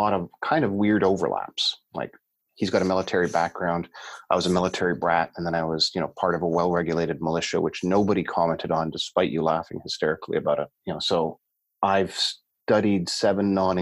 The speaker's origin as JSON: {"language": "English", "region": "Ontario", "country": "Canada", "said": "I'm from Ontario, which is kind of north, basically just north of South Bend"}